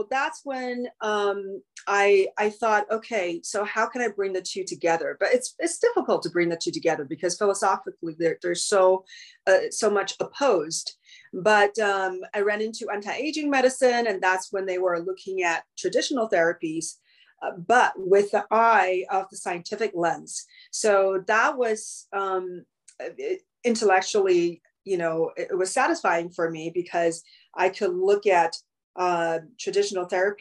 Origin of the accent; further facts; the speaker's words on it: China; now in Los Angeles, United States; growing up in China